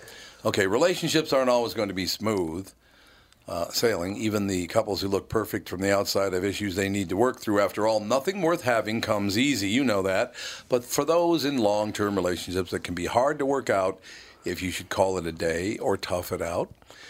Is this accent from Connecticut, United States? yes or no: no; Chicago, Illinois, United States; born there; Well, I was born in Chicago.